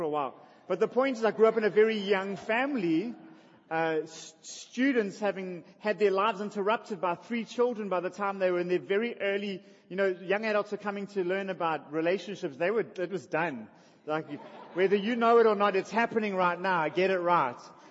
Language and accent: English; Durban, KwaZulu-Natal, South Africa; I was born in Russell Street. I grew up in Albert Park